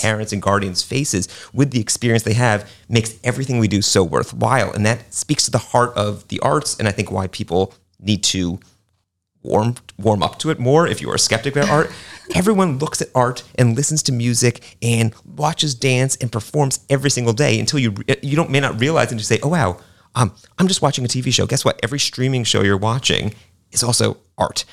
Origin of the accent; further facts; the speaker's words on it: New York City, New York, United States; now in Lakeland, United States; I grew up in New York City